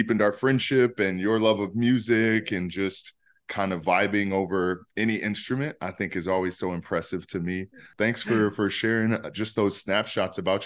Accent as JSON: {"language": "English", "town": "Peoria", "region": "Illinois", "country": "United States", "tie": "born or raised there", "also_born_or_lived": "Chicago, Illinois", "moved": "yes", "said": "I grew up in Peoria, Illinois"}